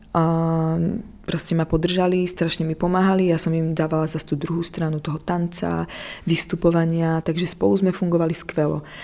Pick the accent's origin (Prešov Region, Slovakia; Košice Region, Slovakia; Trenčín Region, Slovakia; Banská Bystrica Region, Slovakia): Prešov Region, Slovakia; Prešov; moved away as an adult; also born or lived in Paris, France / New York, United States; now in Prague, Czech Republic; narodila som sa v Prešove na Slovensku, úplne na východe